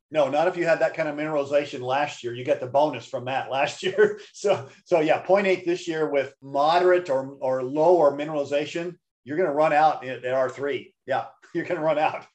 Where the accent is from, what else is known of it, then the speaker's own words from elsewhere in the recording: Missouri, United States; when I was a kid growing up in Missouri